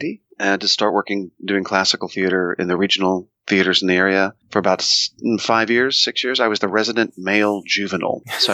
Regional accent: Oklahoma City, Oklahoma, United States; I grew up in Oklahoma City, Oklahoma, smack in the middle of the United States

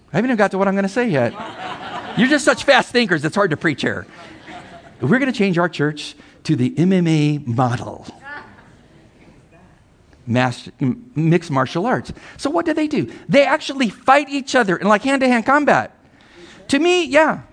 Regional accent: San Diego, California, United States; I'm from San Diego

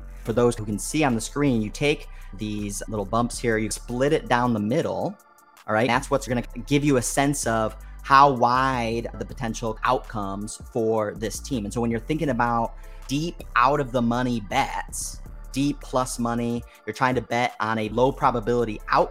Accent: Chicago, Illinois, United States; I'm from Chicago.

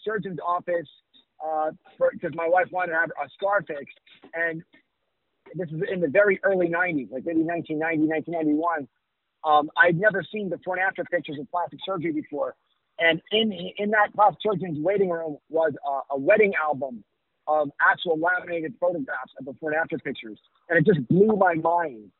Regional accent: New York, United States; now in Miami, United States; I grew up in New York

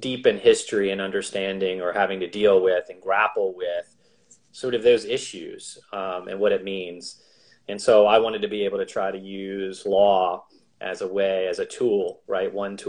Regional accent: Albany, Georgia, United States; moved away; also born or lived in Philadelphia; So I was born in Albany, Georgia, which interestingly is, in the deep South, really, really deep South.

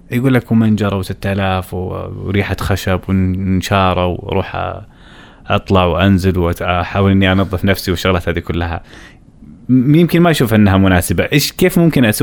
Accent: Saudi Arabia; انا كشاب سعودي لو ابغى اشتغل مثلا في منجره

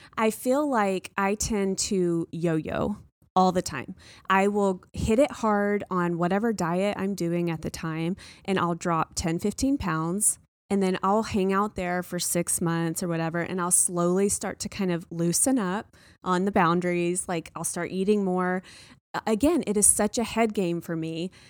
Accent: the South, United States; I grew up in the South

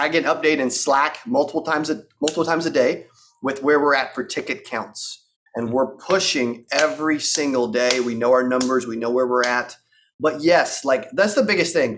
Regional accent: Arkansas, United States; I'm from Arkansas. Like, I grew up in a town for 8,000

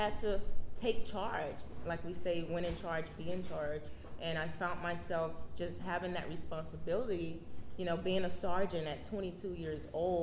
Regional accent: Miami, Florida, United States; moved away; also born or lived in Harlem, New York; I'm originally from Miami, Florida.

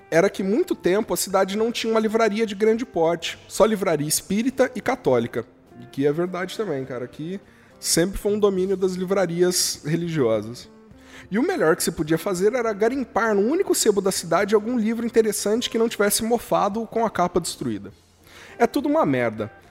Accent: Barretos, São Paulo, Brazil; Eu, que além de ter sido nascido e criado em Barretos, vivi também boa parte da minha infância em chácaras que permeiam a cidade.

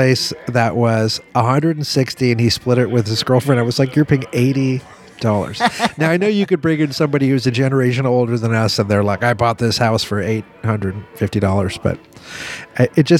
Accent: New Orleans, Louisiana, United States; also born or lived in New York; I grew up near the Britannia, and I went to Jesuit High School, and I went to Loyola.

